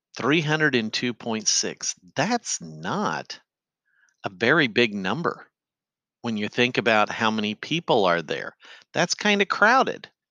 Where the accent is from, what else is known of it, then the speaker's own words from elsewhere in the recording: Effingham, Illinois, United States; my hometown of Effingham